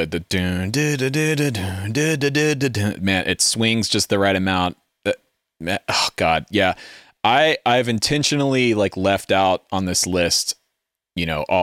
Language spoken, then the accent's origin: English; Southern United States, United States; And then I'm like a specimen to them because I'm from the South, but I don't really have a Southern accent.